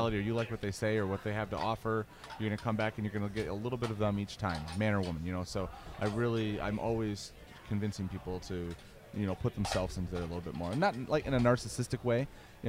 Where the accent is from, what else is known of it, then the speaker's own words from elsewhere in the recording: Grand Rapids, Michigan, United States; Grand Rapids, Michigan